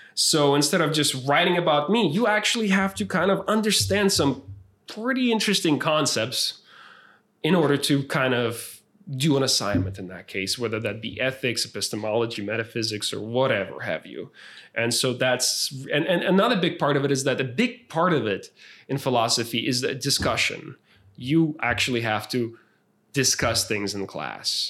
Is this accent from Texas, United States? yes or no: yes; San Marcos, Texas, United States; moved away as an adult; also born or lived in San Antonio; not only is this my hometown